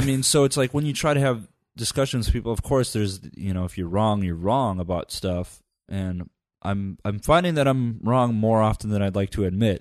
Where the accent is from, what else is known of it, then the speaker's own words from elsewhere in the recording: Upper Michigan, United States; I grew up in Upper Michigan